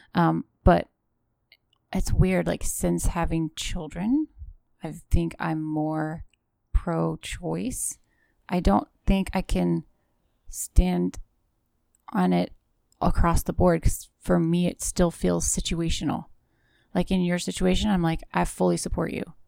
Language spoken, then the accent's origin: English; Western Pennsylvania, United States; I come from Western Pennsylvania, so there's lots of farm animals